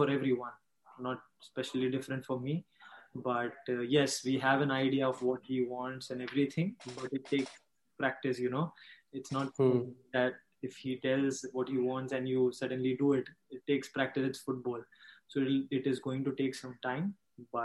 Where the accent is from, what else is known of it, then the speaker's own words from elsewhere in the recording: Ambernath, Maharashtra, India; I am from Ambanath